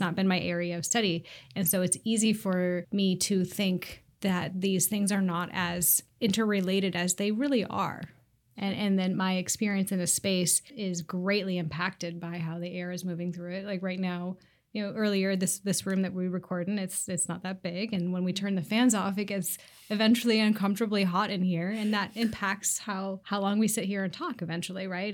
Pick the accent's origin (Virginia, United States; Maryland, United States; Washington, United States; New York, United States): Washington, United States; Seattle; I live in the Old Ballard neighborhood and I grew up here in Seattle.